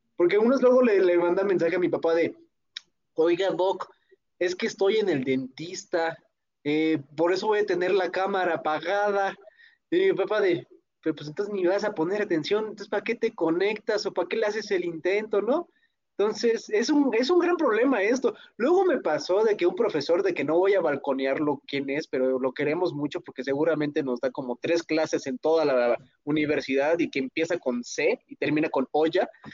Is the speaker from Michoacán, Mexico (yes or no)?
yes; Pátzcuaro, Michoacán, Mexico; en mi pueblito que es Pátzcuaro